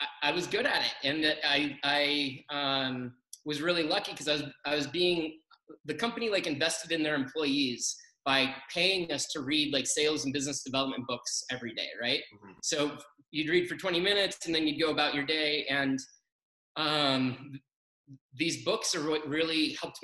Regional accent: Colorado, United States; I grew up in Colorado

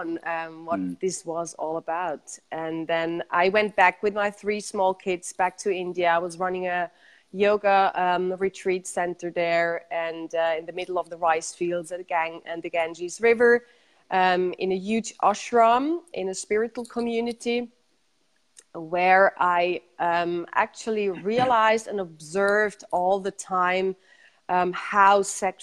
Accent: Zurich, Switzerland; I was born in Zurich and grew up in Zurich

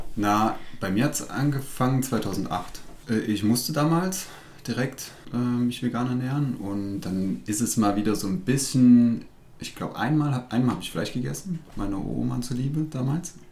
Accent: Rudolstadt, Thuringia, Germany; ich komme aus Ruderstadt

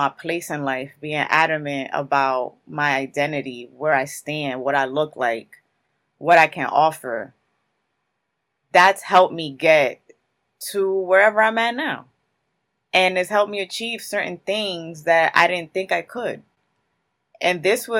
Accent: Newark, New Jersey, United States; I was born and raised in Newark, New Jersey

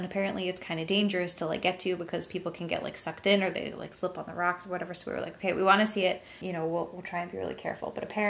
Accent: New England, United States; We grew up in New England.

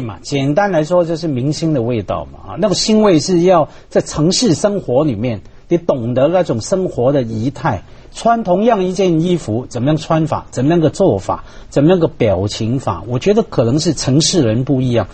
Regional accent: Hong Kong; 我们香港人

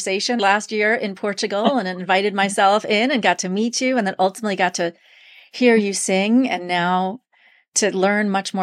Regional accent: New York, United States; I'm originally from New York

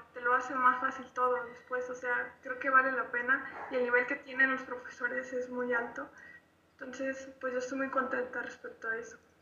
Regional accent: Bajío, Mexico; yo soy de aquí, del Bajío

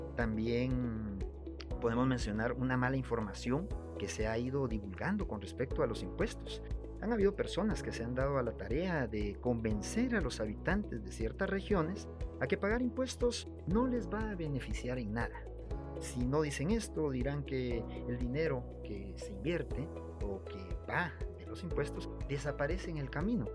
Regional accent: Guatemala; Somos guatemaltecos

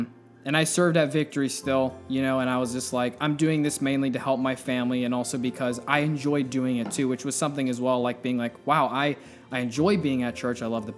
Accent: Florida, United States; also born or lived in Florence, Kentucky / Texas / Ohio / Pennsylvania; I haven't been there very many times since we moved to Florida. I was 4 when we moved to Florida, so mm-hmm. I always just say I grew up in Florida.

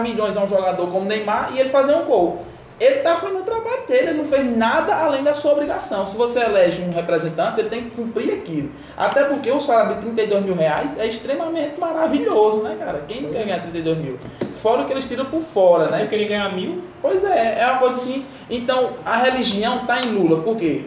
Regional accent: Patos, Paraíba, Brazil; do sertão paraibano, é, eu sou da cidade de Patos

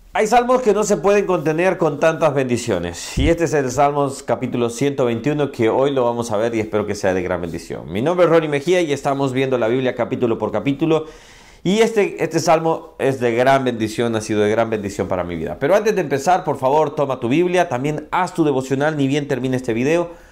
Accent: Ahuachapán, El Salvador; moved away; also born or lived in San Salvador, El Salvador; yo soy del Salvador, mi querido El Salvador. Nací en San Salvador, pero crecí por casi toda mi vida, mis 15 ah, años, creo, er, no, 13 años, 14 años. Crecí en un pueblo, una ciudad que se llama Huachapá

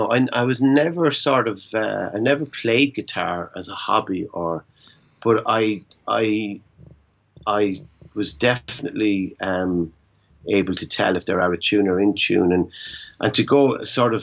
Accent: Ireland; being Irish and being based in Europe

